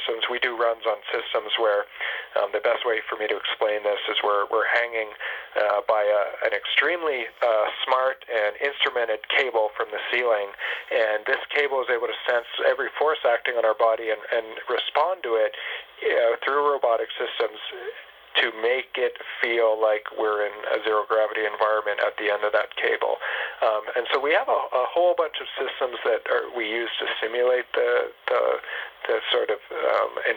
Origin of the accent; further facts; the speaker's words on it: Canada; moved away as an adult; now in Houston, United States; we're Canadian